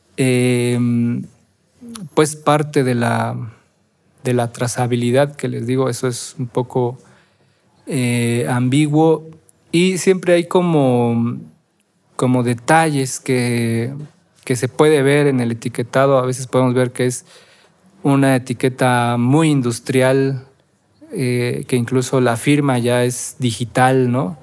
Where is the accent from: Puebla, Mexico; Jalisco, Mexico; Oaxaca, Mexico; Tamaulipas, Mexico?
Oaxaca, Mexico; la celebración más importante como oaxaqueños y no sé si como mexicanos, pero sí como oaxaqueños